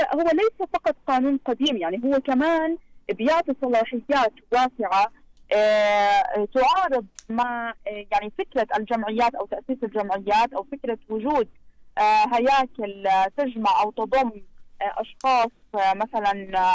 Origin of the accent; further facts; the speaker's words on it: Jordan; عندنا في الاردن